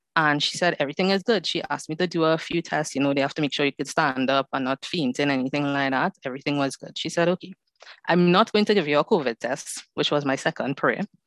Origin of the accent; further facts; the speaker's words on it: Trinidad & Tobago; I am from Trinidad and Tobago, so the Caribbean is in the house today.